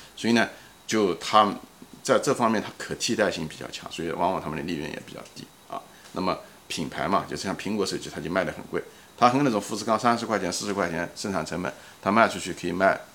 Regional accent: Ma'anshan, Anhui, China; moved away; 我曾经工作的一家公司，就是马刚公司，在安徽省马鞍山的公司，也是我的出生地

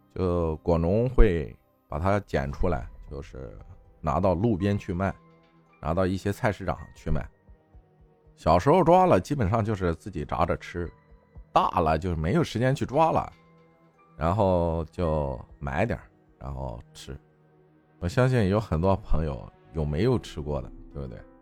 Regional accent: Luyi, Henan, China; 我老家河南周口路一线

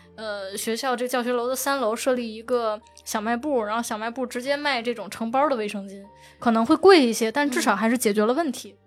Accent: Tianjin, China; 我是天津人

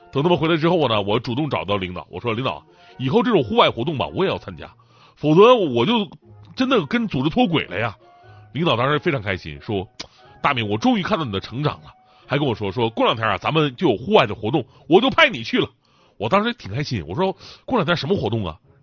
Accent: Changchun, Jilin, China; also born or lived in Wenzhou; 我的家是长春

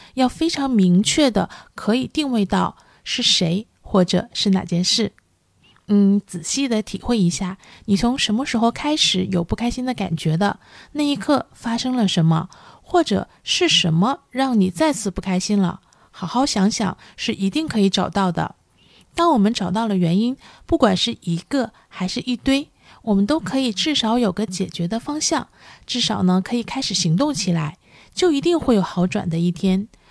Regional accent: China; 我们中国人呢现在对看心理医生呢还是有很多顾虑的，呃，也包括我自己在内

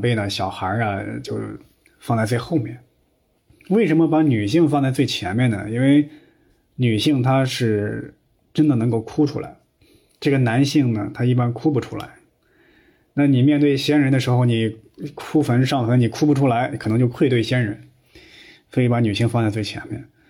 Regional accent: Henan, China; 因为我们河南老家呀，还有那个土葬的习惯

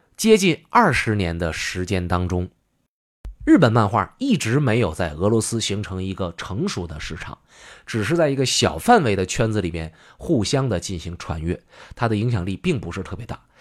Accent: China; 作为中国人

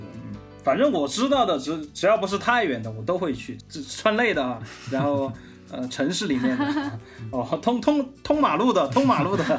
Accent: Chengdu, Sichuan, China; 嗯，大家好，我是来自成都的

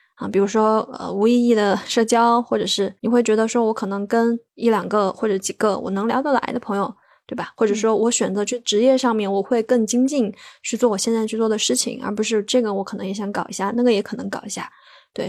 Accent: Sichuan, China; moved away as an adult; also born or lived in Beijing; now in Chengdu, China; 对，我本来就是四川人，但，但是我几乎跟成都没什么联系，就是可能是成都周边

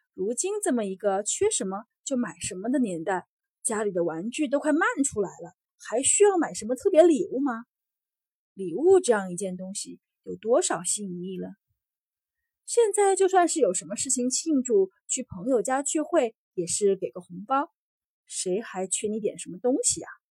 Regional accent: China; moved away as an adult; now in Singapore; 像我这种从小在中国长大，从小在中国受教育的

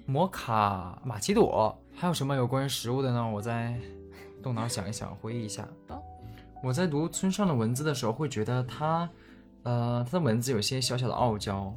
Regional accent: Tieling, Liaoning, China; 我的家乡铁岭

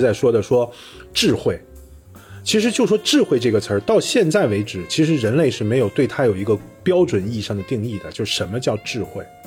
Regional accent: China; 那根据我们中国人说法是，直到他生下来才开始。

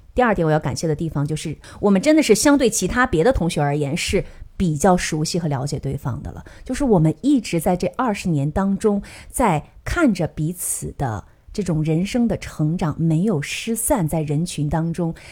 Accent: Northeast China, China; 我们东北人

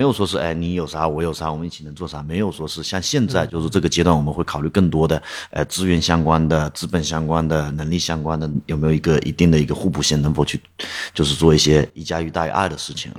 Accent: Dongyang, Zhejiang, China; also born or lived in Yiwu; now in Hangzhou, China; 回到义乌的老家，啊，东亚那边

